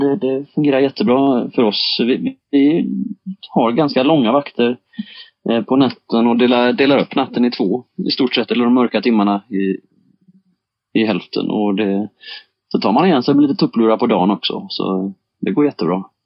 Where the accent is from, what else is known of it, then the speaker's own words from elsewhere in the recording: Bohuslän coast, Västra Götaland, Sweden; växte jag upp jag på, på Bohuskusten i, i naturhamnar